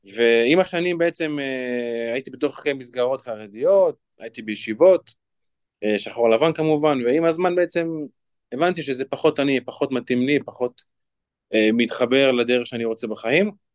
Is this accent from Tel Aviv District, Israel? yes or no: no; Lod, Central District, Israel; אני בן 28, מלוד. אני גדלתי בבית